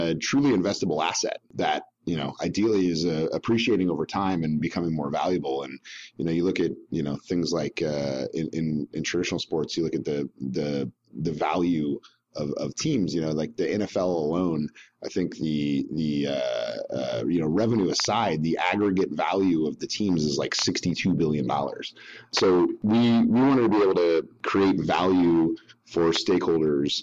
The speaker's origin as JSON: {"language": "English", "town": "San Diego", "region": "California", "country": "United States", "tie": "born or raised there", "said": "I grew up in San Diego in the 80s and early 90s."}